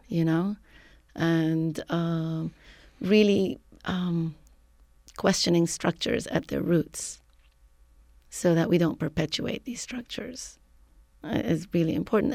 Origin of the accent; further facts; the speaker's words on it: Lebanon; moved away as an adult; now in San Francisco, United States; I am originally from Lebanon. I came to the U S as a graduate student